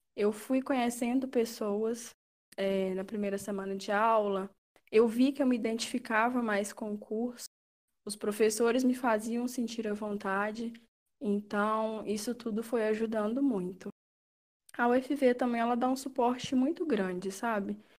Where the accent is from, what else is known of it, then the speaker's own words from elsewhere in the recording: Sem Peixe, Minas Gerais, Brazil; moved away as an adult; eu sou do interior de Minas, é, de uma cidadezinha pequenininha, chamada Sem Peixe